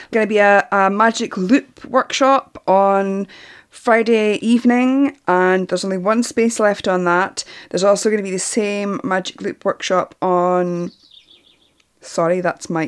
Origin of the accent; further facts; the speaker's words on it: Northern Ireland, United Kingdom; now in Glasgow, United Kingdom; I live in Glasgow, but I'm actually Northern Irish. I won't do my Northern Ireland accent.